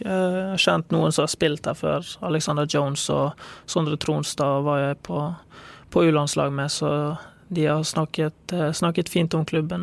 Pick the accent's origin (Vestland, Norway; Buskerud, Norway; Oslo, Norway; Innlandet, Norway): Vestland, Norway; Bergen; jeg er fra Bergen, født og oppvokst.